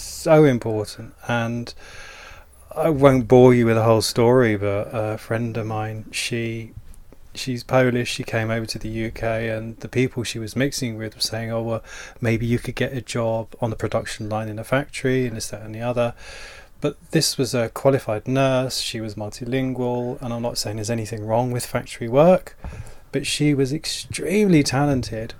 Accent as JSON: {"language": "English", "town": "Dover", "region": "South East England", "country": "United Kingdom", "said": "I'm from Dover in Kent"}